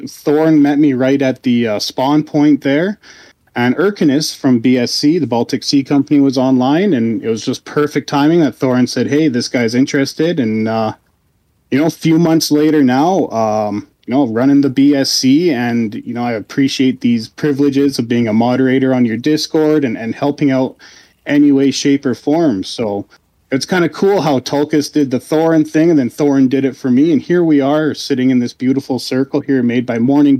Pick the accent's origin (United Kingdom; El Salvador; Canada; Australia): Canada; I'm Canadian